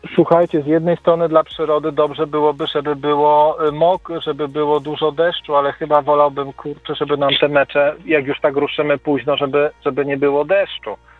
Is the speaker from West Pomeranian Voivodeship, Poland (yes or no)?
no; Krosno, Subcarpathian Voivodeship, Poland; u nas w Prośnie